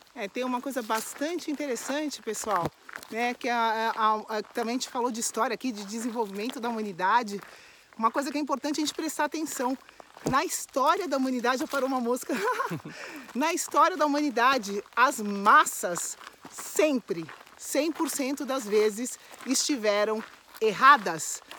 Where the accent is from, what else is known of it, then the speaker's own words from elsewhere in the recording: São Paulo, Brazil; eu moro em São Paulo, minha família é de São Paulo, sou original de São Paulo